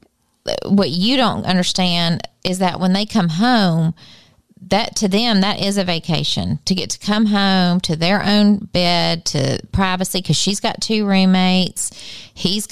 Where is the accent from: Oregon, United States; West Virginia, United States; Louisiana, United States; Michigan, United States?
Louisiana, United States; We're from Louisiana